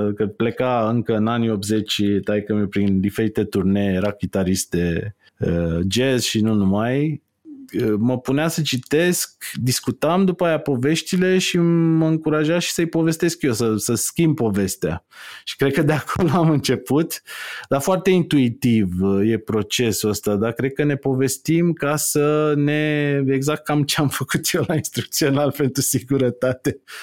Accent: Târgoviște, Dâmbovița County, Romania; Eu stăteam în, în Târgoviște, sunt din Târgoviște și am crescut în Târgoviște

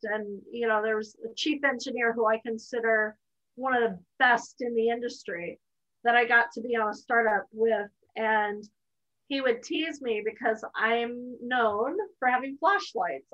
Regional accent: United States; as an American

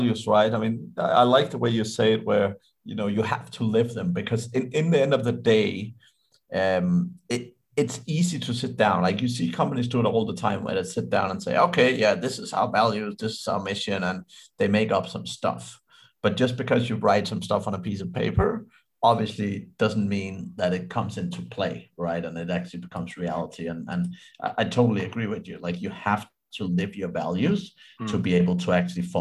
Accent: Denmark; I'm from Denmark

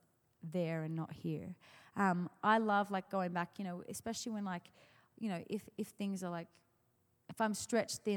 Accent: Australia; moved away; I'm from Australia

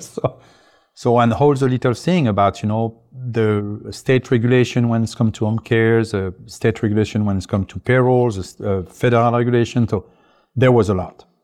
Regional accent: France; English is a second language; now in United States; I'm originally French, uh, English is not my first language

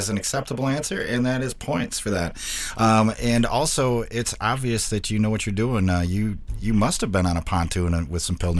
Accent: Wisconsin, United States; I'm from Wisconsin.

